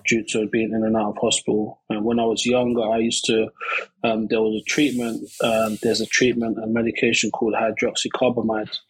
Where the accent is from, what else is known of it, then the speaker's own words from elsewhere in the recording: London, United Kingdom; I grew up um, around East London